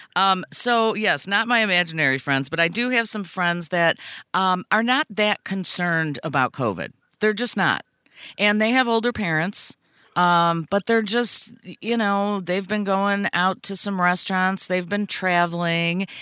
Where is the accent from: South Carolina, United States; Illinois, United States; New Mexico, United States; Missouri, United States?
Illinois, United States; Brookfield; I grew up in Brookfield